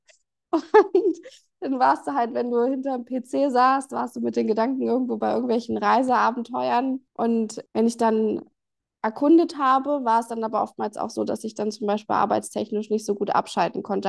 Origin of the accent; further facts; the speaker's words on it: Germany; bei uns in Deutschland